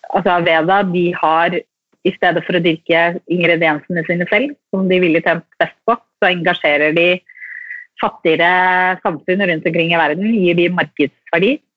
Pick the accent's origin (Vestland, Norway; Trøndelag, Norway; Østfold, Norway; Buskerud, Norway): Buskerud, Norway; Drammen; also born or lived in Sarpsborg; jeg er fra Drammen